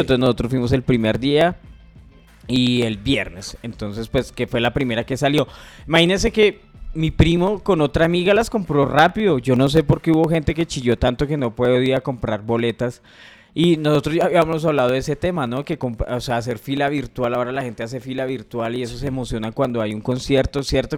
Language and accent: Spanish; Bogotá, Colombia; yo soy rolo